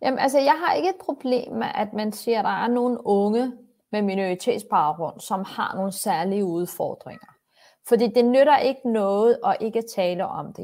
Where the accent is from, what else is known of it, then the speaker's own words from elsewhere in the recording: Copenhagen, Capital Region of Denmark, Denmark; Jeg er vokset op på Vesterbro